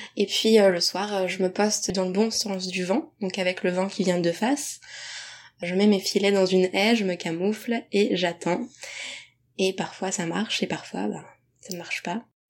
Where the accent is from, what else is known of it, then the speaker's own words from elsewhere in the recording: Deux-Sèvres, Nouvelle-Aquitaine, France; je suis des Deux-Sèvres et que je connaissais aussi le territoire, les spots, la biodiversité du coin